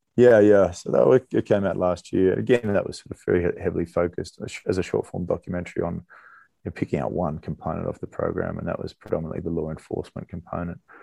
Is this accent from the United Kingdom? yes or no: no; Australia; moved away as an adult; I grew up in Australia